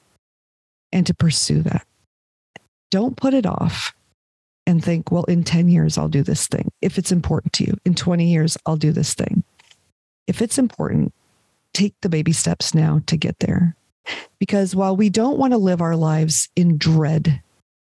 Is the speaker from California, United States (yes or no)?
yes; Los Angeles, California, United States; moved away as an adult; I was raised in Los Angeles where, you know, you can never be too rich or too thin was the thing